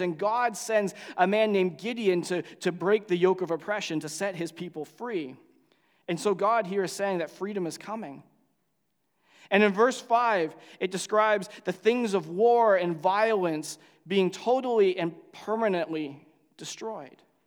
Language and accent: English; Canada; as a Canadian